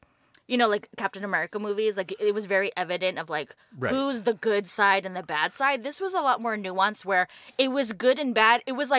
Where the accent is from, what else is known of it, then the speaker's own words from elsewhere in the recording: East Coast, United States; Growing up in the East Coast.